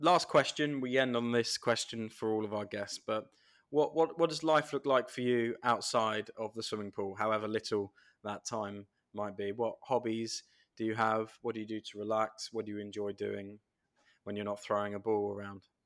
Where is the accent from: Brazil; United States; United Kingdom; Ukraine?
United Kingdom; England; as an Englishman